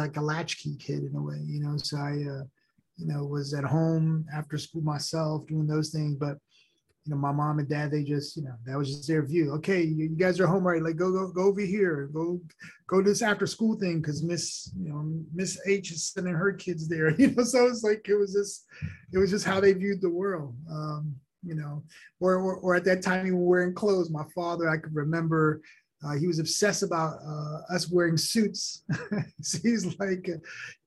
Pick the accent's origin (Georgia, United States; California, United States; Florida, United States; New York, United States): New York, United States; first language Haitian Creole; English is a second language; My mom and dad, when I grew up in New York, I spoke Creole and French at home as a, with Haitian parents. And I learned English in school